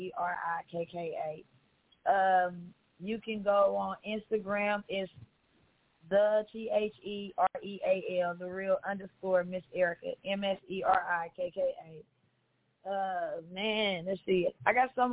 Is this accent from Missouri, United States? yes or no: yes; Kansas City, Missouri, United States; I am born and raised in Kansas City, Missouri.